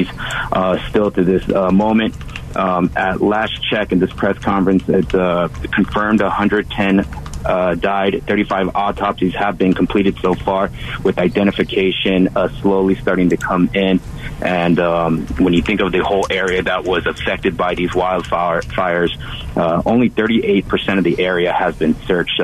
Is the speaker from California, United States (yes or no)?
yes; California, United States; moved away; I'm actually born and raised in California